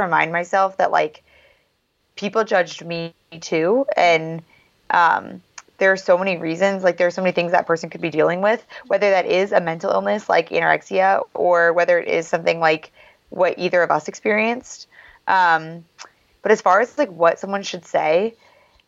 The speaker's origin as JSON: {"language": "English", "town": "South Bend", "region": "Indiana", "country": "United States", "tie": "born or raised there", "said": "my family's from the same city where Notre Dame is"}